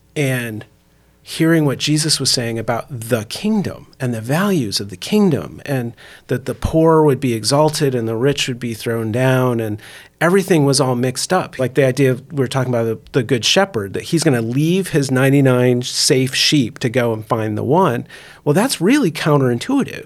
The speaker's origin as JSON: {"language": "English", "region": "Indiana", "country": "United States", "tie": "born or raised there", "said": "I grew up also in the Midwest, up in Indiana"}